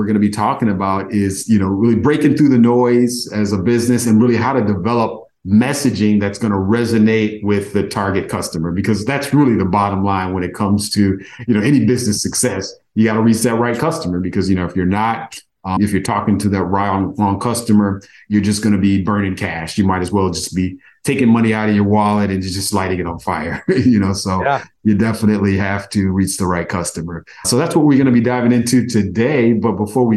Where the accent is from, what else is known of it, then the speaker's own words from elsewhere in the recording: Evanston, Illinois, United States; I'm actually originally from Evanston, Illinois, which is where Northwestern is